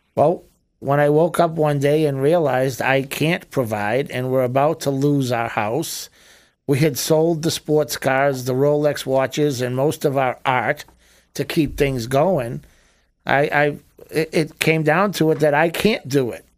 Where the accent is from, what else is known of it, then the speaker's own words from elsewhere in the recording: Boston, Massachusetts, United States; now in Florida, United States; We grew up in Boston as Irish Italian Catholics